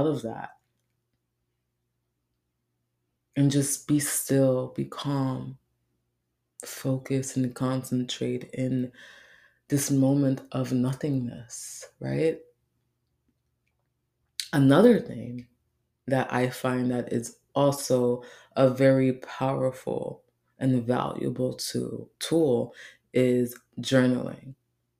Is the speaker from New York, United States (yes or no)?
yes; New York City, New York, United States; I grew up in the Bronx.